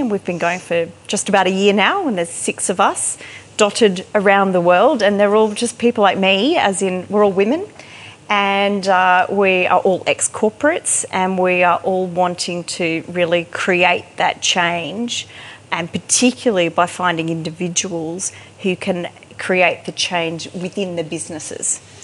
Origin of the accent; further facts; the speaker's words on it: Sunshine Coast, Queensland, Australia; I'm, I'm a country girl. I'm from the Sunshine Coast.